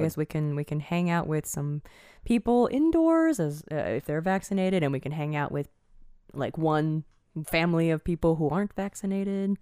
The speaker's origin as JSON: {"language": "English", "region": "Eastern Time Zone", "country": "United States", "tie": "born or raised there", "moved": "yes", "said": "I grew up in the Eastern time zone, and when I moved to the Central time"}